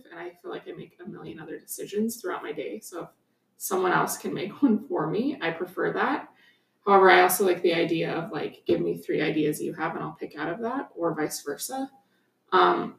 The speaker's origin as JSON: {"language": "English", "region": "Wyoming", "country": "United States", "tie": "born or raised there", "moved": "as an adult", "lives_now": "Colorado, United States", "said": "I was actually living in Wyoming."}